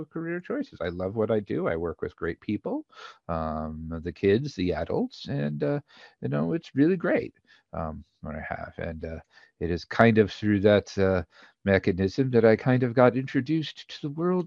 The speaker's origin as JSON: {"language": "English", "town": "Somerset", "region": "New Jersey", "country": "United States", "also_born_or_lived": "Miami, Florida / Washington, D.C. / Maryland", "moved": "yes", "lives_now": "Virginia, United States", "said": "I'm originally from Somerset, New Jersey, Exit 9"}